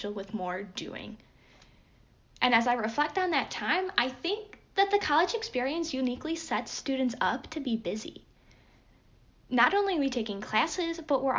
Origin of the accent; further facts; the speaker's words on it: Cleveland, Ohio, United States; moved away; I'm originally from the Cleveland area